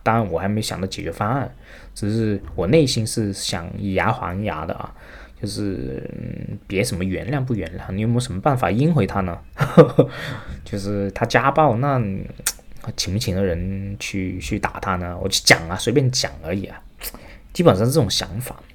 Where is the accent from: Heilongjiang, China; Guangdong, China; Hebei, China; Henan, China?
Guangdong, China; Shenzhen; 我是深圳出生长大的啊，我实际上以前这个家住在华强北，过两条街道就到了，所以我的后花园从小长大的地方实际就是深圳华强北